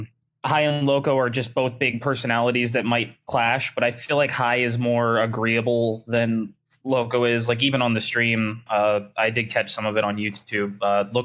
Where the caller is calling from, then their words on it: Youngstown, Ohio, United States; Calling from Youngstown, Ohio. It's pretty cold here.